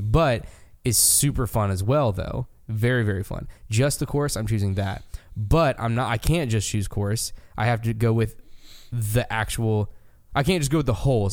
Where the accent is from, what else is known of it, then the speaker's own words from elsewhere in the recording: United States; as an American